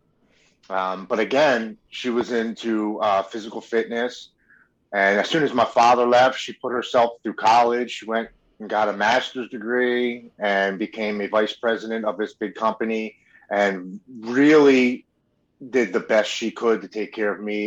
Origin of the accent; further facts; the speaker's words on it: Baltimore, Maryland, United States; I was born and raised in Baltimore, Maryland.